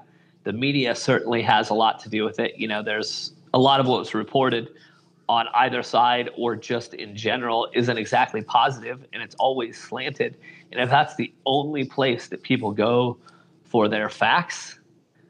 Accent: Iowa, United States; from Iowa

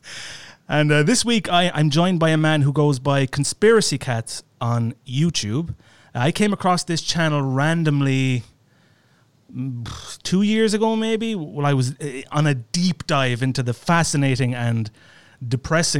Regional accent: Ireland; I'm Irish and I'm closer to the UK

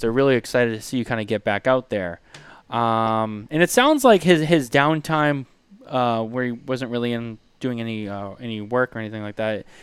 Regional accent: Boston, Massachusetts, United States; I remember growing up in Boston

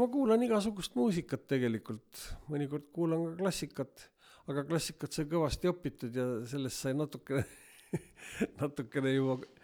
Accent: Viljandi, Viljandi County, Estonia; lapsena elasime Viljandis

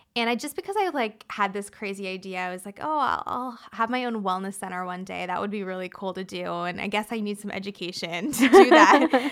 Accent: Toronto, Ontario, Canada; moved away as an adult; also born or lived in San Diego, United States; now in Hawaii, United States; I'm from Canada, so, um, I am from Toronto originally.

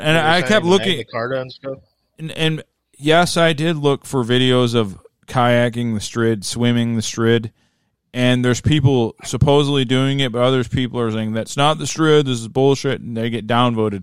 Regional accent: Midwest, United States; I'm from the Midwest

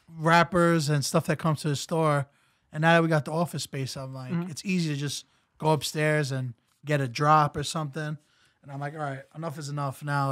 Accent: New York City, New York, United States; now in Queens, New York, United States; grew up in Brooklyn. I moved to Queens like a year ago.

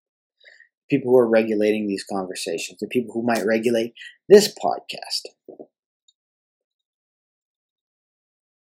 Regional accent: Canada; I'm a fucking Canadian. I love being a Canadian and I love living here.

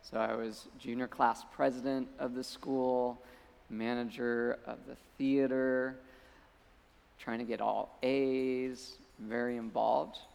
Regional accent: Colorado, United States; moved away as an adult; I came out from Colorado to, to go to school in Malibu.

